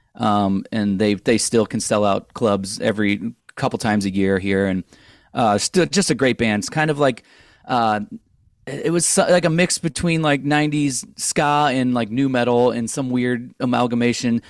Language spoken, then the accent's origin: English; St. Louis, Missouri, United States; moved away as an adult; also born or lived in Orange County, California; we're all from Saint Louis